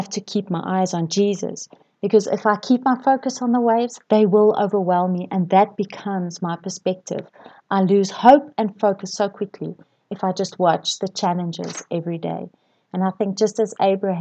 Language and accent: English; KwaZulu-Natal, South Africa; I grew up in KwaZulu-Natal, and my sisters and I spent our fair share of time on the beach